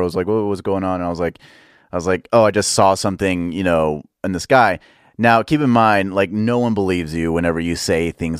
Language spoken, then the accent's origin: English; Dallas, Texas, United States; Dallas. Dallas